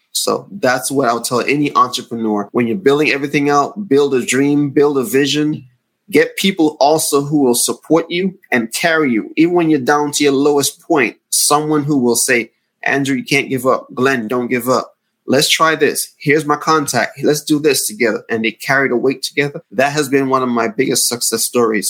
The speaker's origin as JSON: {"language": "English", "country": "Antigua & Barbuda", "tie": "born or raised there", "moved": "as an adult", "lives_now": "United States", "said": "I'm from the Caribbean oh. island of Antigua. So oh. growing up in the Caribbean"}